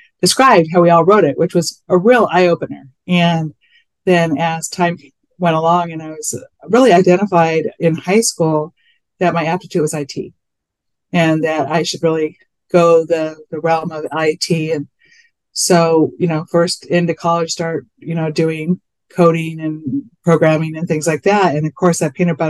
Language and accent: English; Whittier, California, United States; I was born in Whittier, California. I still live here. Fun fact, I live in the house I grew up in.